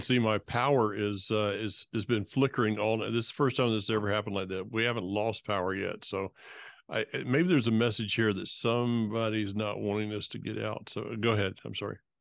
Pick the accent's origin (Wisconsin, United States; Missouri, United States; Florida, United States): Florida, United States; North; moved away; I'm from North Florida